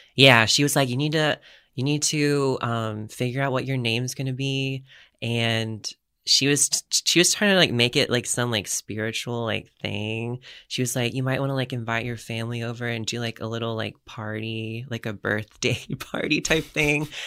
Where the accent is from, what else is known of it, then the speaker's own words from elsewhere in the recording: Florida, United States; moved away as an adult; now in San Diego, United States; I'm from Florida